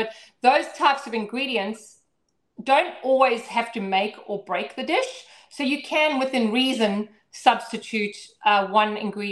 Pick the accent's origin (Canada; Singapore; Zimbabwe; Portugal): Zimbabwe; now in Brisbane, Australia; I grew up in Zimbabwe on a ranch out in the middle of literally nowhere.